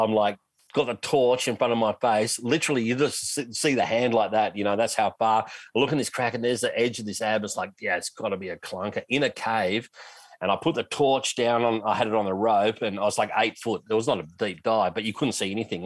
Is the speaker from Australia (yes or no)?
yes; Australia; I'm an Aussie